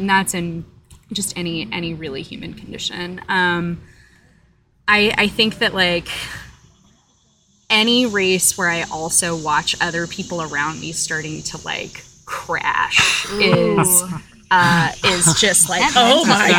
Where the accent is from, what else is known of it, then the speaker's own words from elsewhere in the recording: Florida, United States; moved away; I'm from Florida, so I'm basically like a, you know, an alligator swamp person, like by birth.